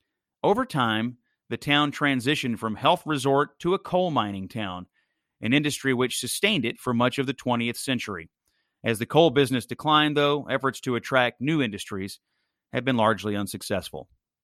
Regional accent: Dawson Springs, Kentucky, United States; My hometown of Dawson Springs

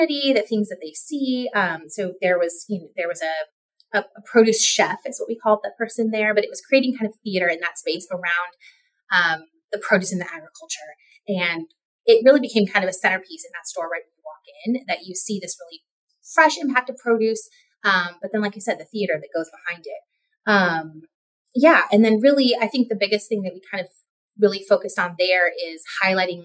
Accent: Modesto, California, United States; I grew up in Modesto

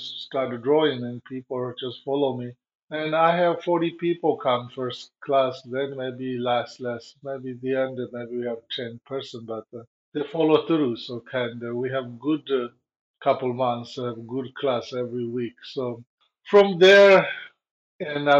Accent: Tibet, China; English is a second language; moved away as an adult; also born or lived in India / Nepal; now in United States; I'm run away from Tibet and to went to India and Nepal.

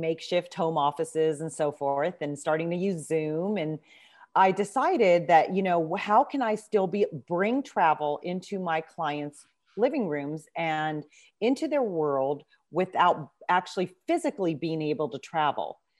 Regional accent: Southern California, United States; moved away as an adult; also born or lived in Nairobi, Kenya; now in Maryland, United States; I grew up in Southern California

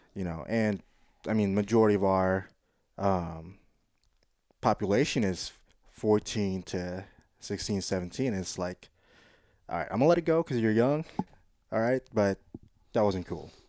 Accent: Quezon City, Metro Manila, Philippines; moved away; also born or lived in South Side, Hawaii, United States; growing up in the Philippines, I was in the biggest metropolitan area called Quezon City

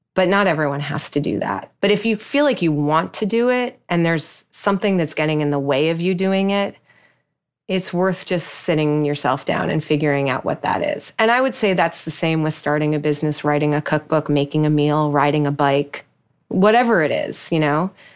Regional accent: New York, United States; I'm a New Yorker

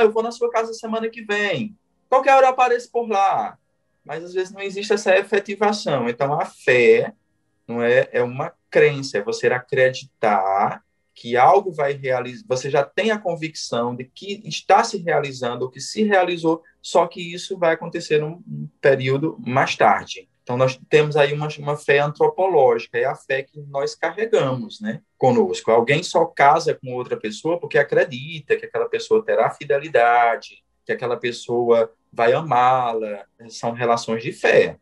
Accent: Junco do Seridó, Paraíba, Brazil; Eu sou nordestino, sou paraibano e sou de uma cidade chamada Junco do Seridó

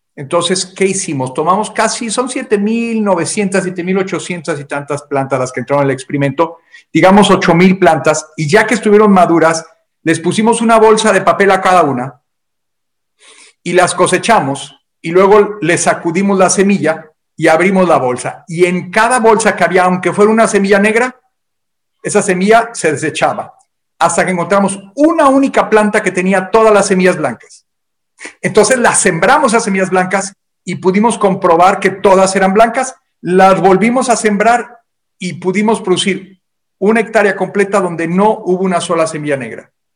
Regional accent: Mexico; por lo menos en México, de donde yo soy originario, cuando éramos pequeños

